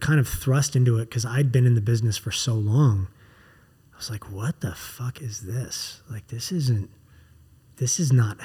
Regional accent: Los Angeles, California, United States; growing up in Los Angeles, I used to go to Universal Studios all the time when I was a kid

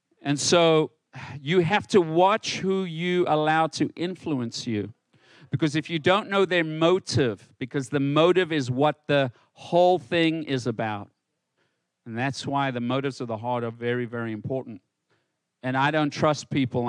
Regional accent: South Africa; also born or lived in Johannesburg; in South Africa, when I grew up in South Africa, when I left home and moved to Johannesburg

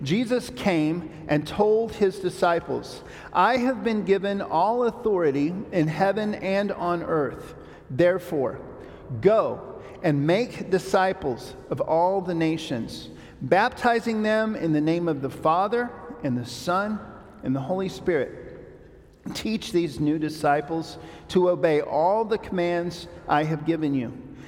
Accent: Papua New Guinea; I grew up in Papua New Guinea because my parents took this very literally

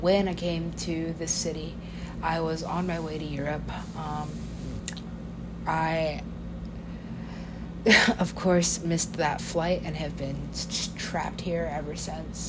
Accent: United States; I am an American

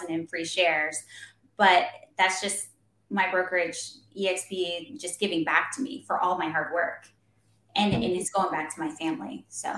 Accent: Florida, United States; I'm originally from Florida

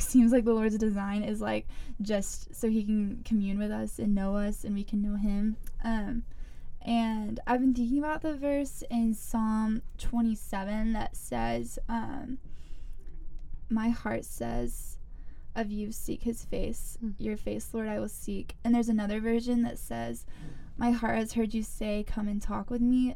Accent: Greenville, South Carolina, United States; I'm from Greenville. Went to Eastside, like most of the people here

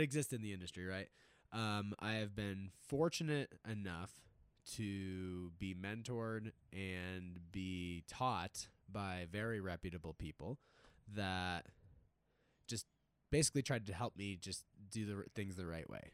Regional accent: East Coast, United States; now in Denver, United States; I grew up on the East Coast

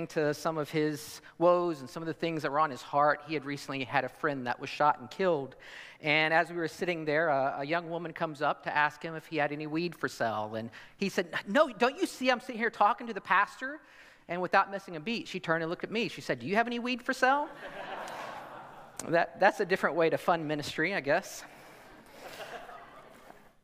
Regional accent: Southeast Missouri, United States; moved away as an adult; now in New York City, United States; I'm from Southeast Missouri.

